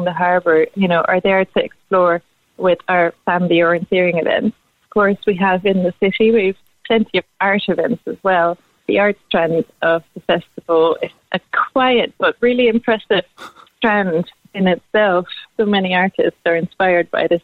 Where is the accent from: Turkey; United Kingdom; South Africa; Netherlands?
Netherlands; Amsterdam, North Holland; now in Cork, Ireland; I'm from Amsterdam originally in the Netherlands, and we are very used to being on the water in the Netherlands, you know, and it's something that you grow up